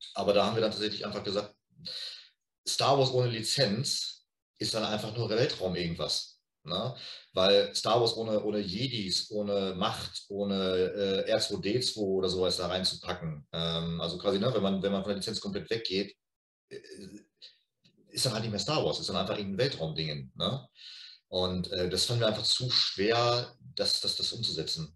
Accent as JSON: {"language": "German", "town": "Lippstadt", "region": "North Rhine-Westphalia", "country": "Germany", "said": "wir kommen natürlich beide aus Lippstadt"}